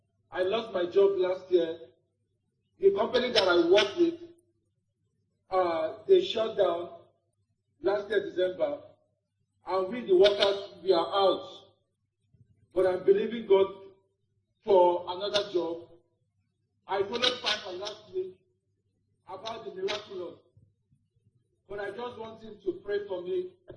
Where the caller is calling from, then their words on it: Lagos, Nigeria; I'm calling from Lagos.